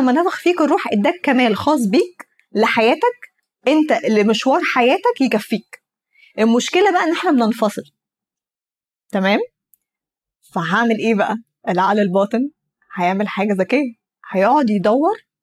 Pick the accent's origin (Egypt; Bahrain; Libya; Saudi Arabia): Egypt; انا مثلا مصريه عربيه